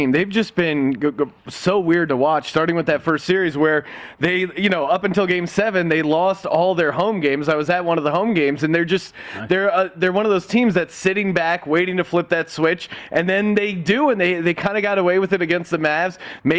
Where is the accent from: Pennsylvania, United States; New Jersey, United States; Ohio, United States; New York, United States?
Pennsylvania, United States; outside of Philly; I'm originally from outside of Philly.